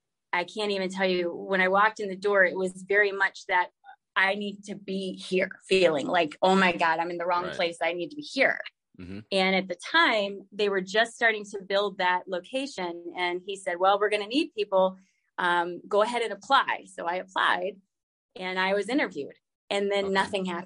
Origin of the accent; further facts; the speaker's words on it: Virginia, United States; also born or lived in Alaska / Texas / South Carolina; I was born in Virginia, but my dad was in the Air Force. So I traveled a lot as a kid. I lived in Alaska for a while. I lived in Texas for a while, South Carolina.